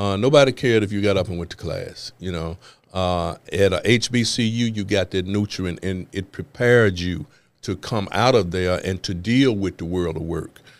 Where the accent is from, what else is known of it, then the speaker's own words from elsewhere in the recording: Memphis, Tennessee, United States; I'm from Memphis, Tennessee. I was born and raised, uh, in zip code three eight one two six